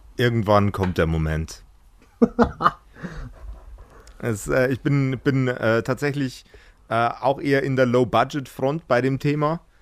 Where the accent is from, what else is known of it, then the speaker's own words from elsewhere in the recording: Regensburg, Bavaria, Germany; ich komme aus, aus dem Eck Regensburg